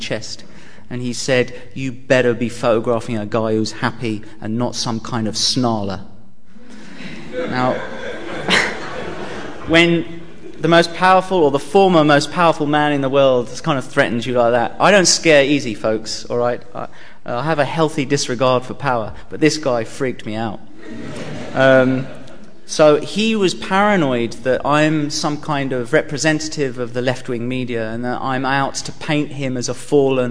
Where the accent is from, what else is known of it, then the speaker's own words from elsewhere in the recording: England, United Kingdom; being the Englishman that I am, and we pride ourselves on some level of tact in this country